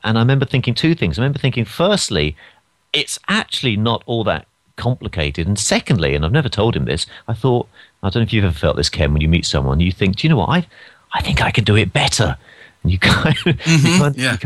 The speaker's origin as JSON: {"language": "English", "region": "London", "country": "United Kingdom", "moved": "as an adult", "lives_now": "United States", "said": "I'm from London"}